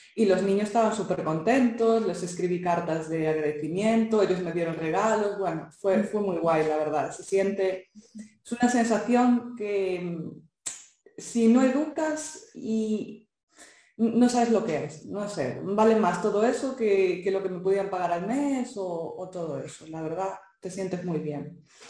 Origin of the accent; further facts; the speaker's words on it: Galicia, Spain; accent: Galician; also born or lived in Santiago de Compostela, Spain; yo soy gallega, por si no se me notó el acento